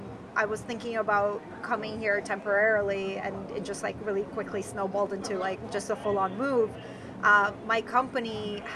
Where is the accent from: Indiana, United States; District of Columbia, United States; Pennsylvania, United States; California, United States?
District of Columbia, United States; Washington; moved away as an adult; also born or lived in Ukraine / New York; now in Austin, United States; I grew up in Washington, D.C., actually.